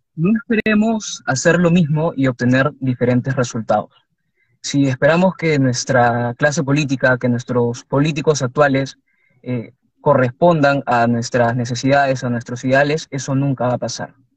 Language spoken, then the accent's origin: Spanish; Lima, Peru; yo, como pueblo librense